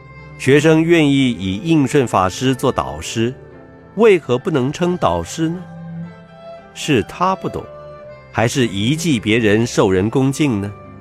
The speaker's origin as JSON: {"language": "Chinese", "country": "China", "said": "就例如我们中国人经常称人先生"}